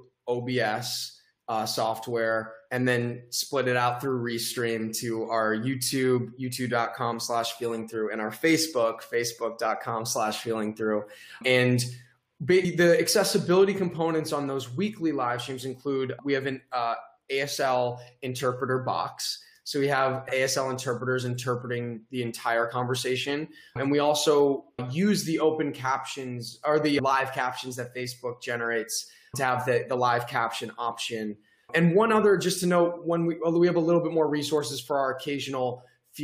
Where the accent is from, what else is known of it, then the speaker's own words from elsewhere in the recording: United States; first language English; as an American, I may have learned it as a second language